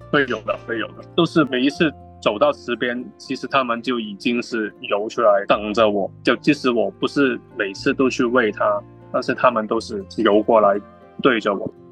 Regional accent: China; now in Australia; 我们中国人就是龙的传人

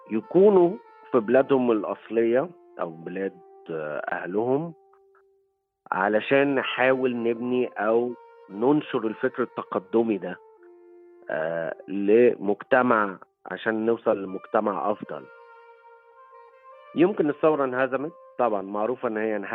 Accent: Egypt; لكن في الاخر هويتي انا مصري وافتخر يعني

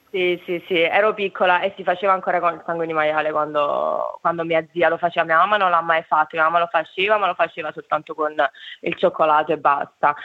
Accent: Naples, Campania, Italy; moved away as an adult; now in Hobart, Australia; quando mm, ero abbastanza giovane, eh, me ne sono andata da Napoli

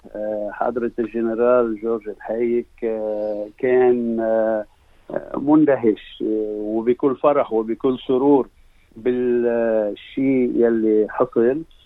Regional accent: Lebanon; now in Australia; كلبنانيين منتشرين

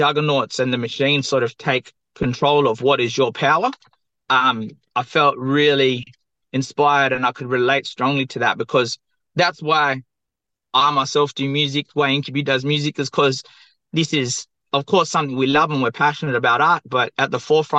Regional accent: Perth, Western Australia, Australia; I'm from the southwest of Western Australia, Boorloo, or Perth

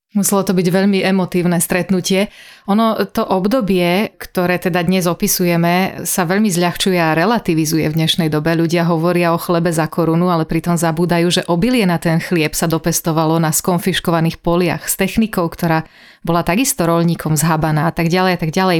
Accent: western Slovakia, Slovakia; ja som zo západu Slovenska

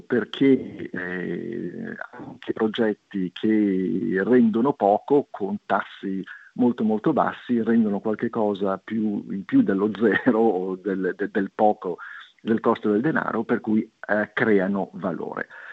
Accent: Liguria, Italy; da Ligure

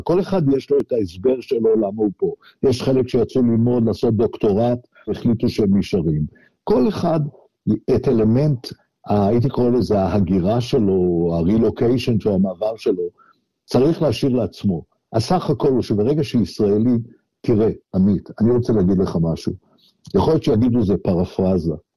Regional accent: Israel; moved away as an adult; now in Australia; אני מדבר כישראלי החי היום מחוץ לישראל

